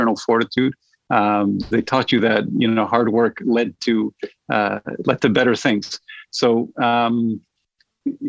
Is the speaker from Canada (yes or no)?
yes; Montreal, Quebec, Canada; Born and bred in Montreal